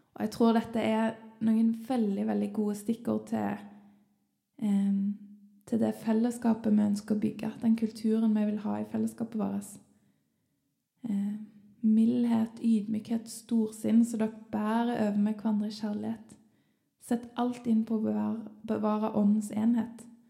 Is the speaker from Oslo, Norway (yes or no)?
no; Sandnes, Rogaland, Norway; moved away; når jeg ennå bodde hjemme i Sandnes